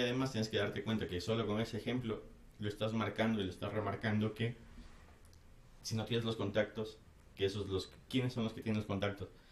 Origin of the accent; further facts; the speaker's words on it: Ecuador; soy ecuatoriano